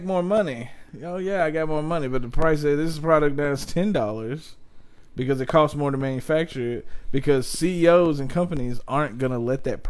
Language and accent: English; Detroit, Michigan, United States; I know about this. I'm from Detroit.